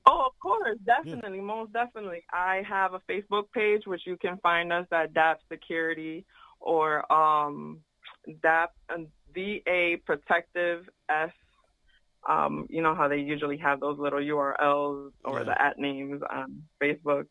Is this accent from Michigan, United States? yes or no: no; Connecticut, United States; I'm from Connecticut